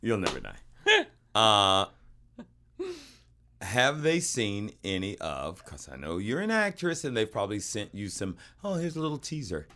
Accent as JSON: {"language": "English", "region": "the South", "country": "United States", "tie": "born or raised there", "said": "we grew up in the South"}